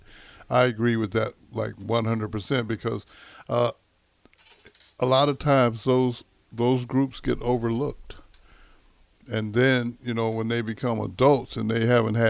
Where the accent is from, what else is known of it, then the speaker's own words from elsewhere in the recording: Greenville, Texas, United States; moved away; my hometown again, Greenville, Texas